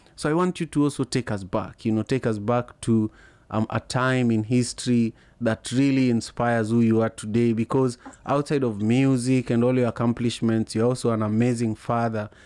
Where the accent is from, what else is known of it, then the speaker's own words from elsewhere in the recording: Kenya; moved away as an adult; also born or lived in Liberia; growing up in Kenya